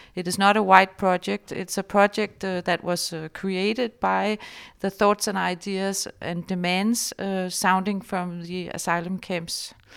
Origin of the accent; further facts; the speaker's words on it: Denmark; I was born in Denmark